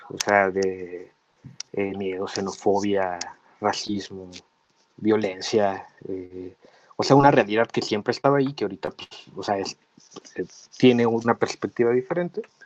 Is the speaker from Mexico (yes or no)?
yes; Mexico; nosotros como mexicanos